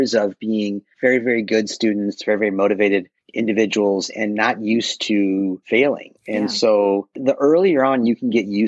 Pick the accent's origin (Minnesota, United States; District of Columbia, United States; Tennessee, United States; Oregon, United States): Minnesota, United States; Minneapolis; moved away as an adult; now in Milwaukee, United States; I grew up in Minneapolis area